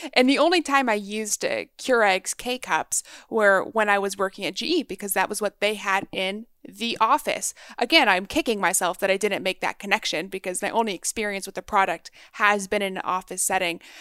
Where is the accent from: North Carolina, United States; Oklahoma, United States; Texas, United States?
Texas, United States; now in Maryland, United States; I was raised in Texas